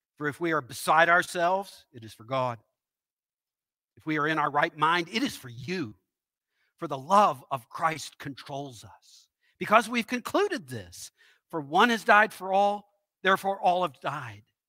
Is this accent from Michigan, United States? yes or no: no; Owensboro, Kentucky, United States; moved away as an adult; also born or lived in Memphis; I grew up in Western Kentucky in Owensboro.